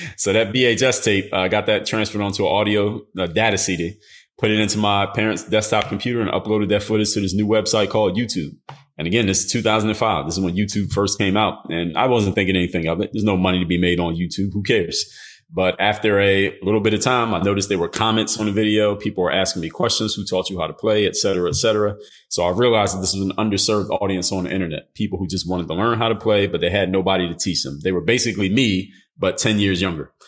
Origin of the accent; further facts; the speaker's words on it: Philadelphia, Pennsylvania, United States; I'm from Philadelphia